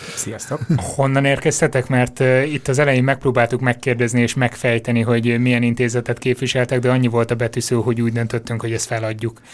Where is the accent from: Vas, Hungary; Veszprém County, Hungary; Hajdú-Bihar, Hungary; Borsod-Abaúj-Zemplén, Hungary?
Borsod-Abaúj-Zemplén, Hungary; Miskolc; Miskolcról származom, és édesapám bányakapitány helyettes volt nagyon sokáig